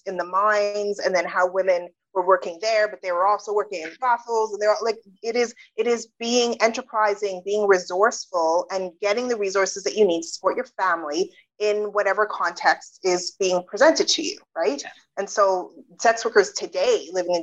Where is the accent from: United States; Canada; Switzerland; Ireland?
Canada; also born or lived in United Kingdom; I was born in the UK, but I grew up in Canada